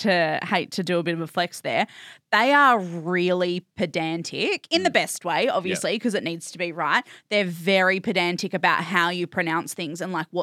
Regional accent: Bunbury, Western Australia, Australia; I grew up in Bunbury.

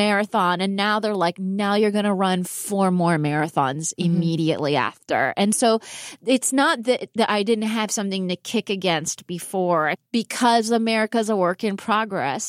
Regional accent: Palm Springs, California, United States; I grew up in Palm Springs, California

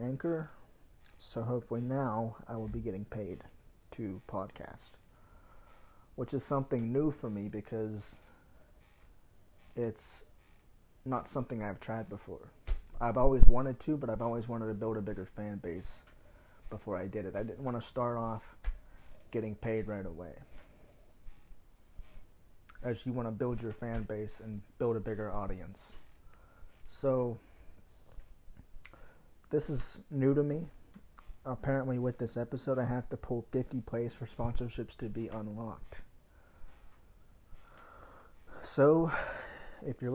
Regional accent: Pittsburgh, Pennsylvania, United States; moved away as an adult; now in Virginia, United States; I'm from Pennsylvania, from Pittsburgh, my hometown

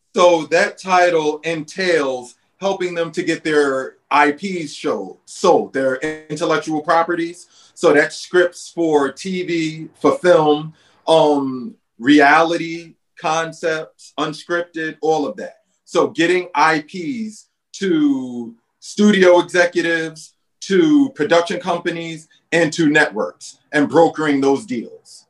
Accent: New York City, New York, United States; also born or lived in Bed-Stuy, Brooklyn; now in Los Angeles, United States; We're both from Brooklyn. We're from Red Hook Projects

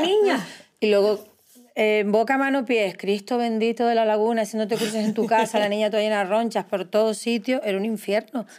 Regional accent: Canary Islands, Spain; yo tiro para mi tierra

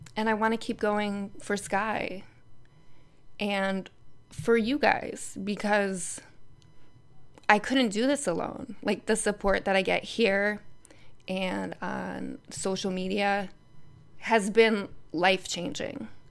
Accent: Connecticut, United States; moved away as an adult; I travel back to Connecticut several times a year to, you know, stay in my sister's room with my family. I drive my sister's car in my around my hometown

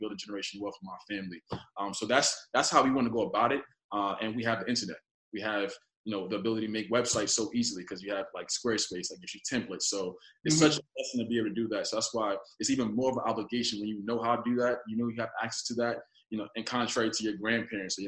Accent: New York City, New York, United States; I was raised in Bedford-Stuyvesant. I'm here now in the apartment I was raised

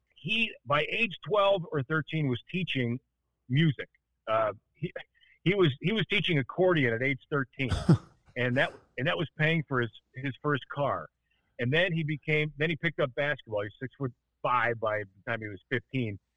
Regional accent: Milwaukee, Wisconsin, United States; moved away; also born or lived in Chicago; I was born in Milwaukee, uh, which is why I'm a uh, uh, undying Lombardi era Bart Starr Packer fan

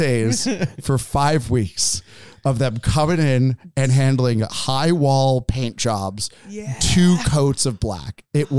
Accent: East Coast, United States; also born or lived in San Francisco; you know, I'm initially from the East Coast and then lived in San Francisco and then moved up here to open this venue.

